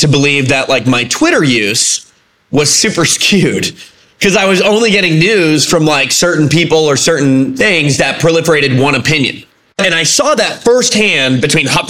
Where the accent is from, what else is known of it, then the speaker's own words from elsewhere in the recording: United States; we as an American public